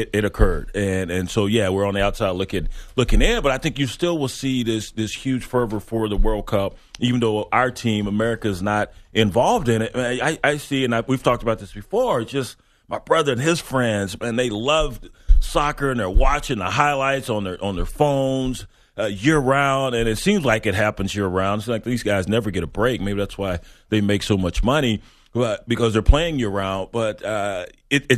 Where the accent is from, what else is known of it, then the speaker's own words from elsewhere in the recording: Ghana; in Ghana. That's my home country